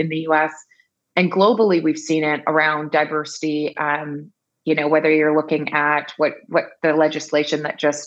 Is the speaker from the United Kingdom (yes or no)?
no; Bermuda; I'm originally from Bermuda